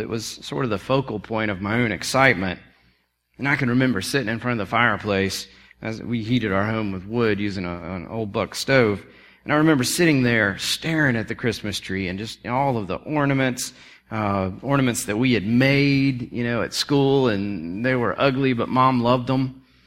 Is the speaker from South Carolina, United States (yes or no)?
yes; South Carolina, United States; growing up in South Carolina